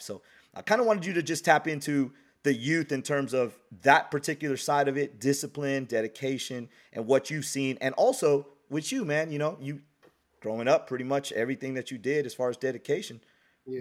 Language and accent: English; Bay Area, California, United States; born and raised, when I'm from the Bay Area